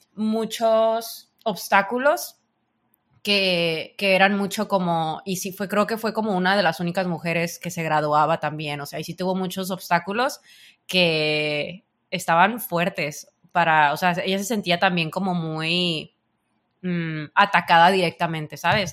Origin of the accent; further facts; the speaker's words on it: Sinaloa, Mexico; otro mexicano